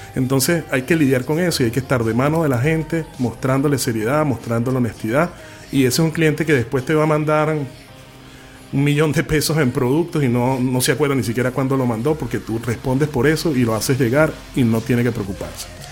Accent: Venezuela; now in Chile

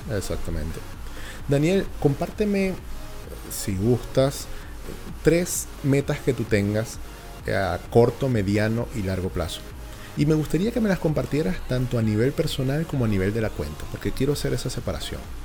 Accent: Venezuela; now in Chile

